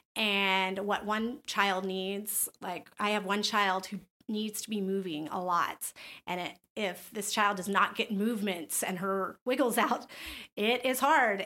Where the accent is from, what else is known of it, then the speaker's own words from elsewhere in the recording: the South, United States; I grew up in the South